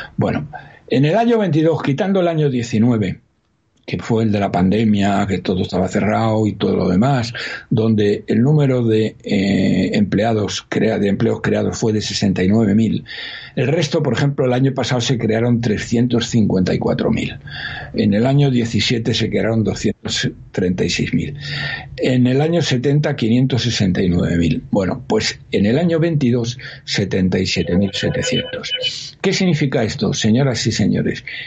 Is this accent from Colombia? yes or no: no; Spain